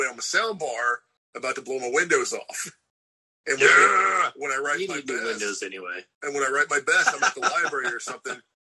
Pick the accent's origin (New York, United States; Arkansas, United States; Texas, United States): Texas, United States; Dallas; I grew up some in Dallas